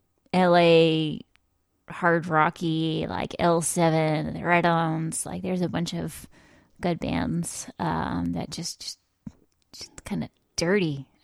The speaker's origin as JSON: {"language": "English", "region": "New England", "country": "United States", "also_born_or_lived": "Baltimore area", "moved": "yes", "lives_now": "Baltimore, United States", "said": "I'm from New England"}